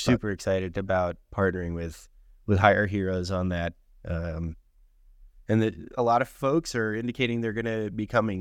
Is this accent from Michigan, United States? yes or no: no; Miami, Florida, United States; when I was a kid growing up in Miami, Florida